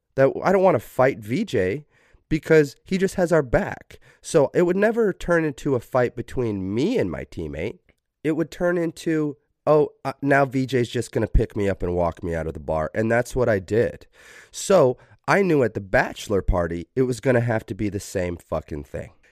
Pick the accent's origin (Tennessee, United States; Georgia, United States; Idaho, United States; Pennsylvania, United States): Idaho, United States; Preston, Idaho, which is, like, an hour away from my hometown.